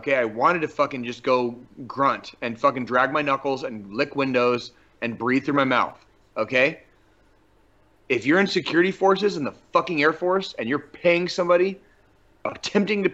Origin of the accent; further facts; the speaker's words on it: Tucson, Arizona, United States; moved away as an adult; also born or lived in Colorado Springs, Colorado; growing up in Tucson, Arizona